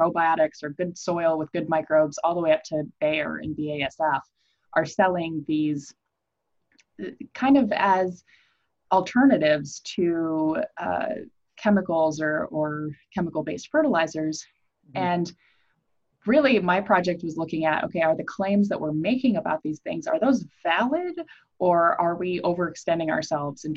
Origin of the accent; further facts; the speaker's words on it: Iowa, United States; I grew up in Iowa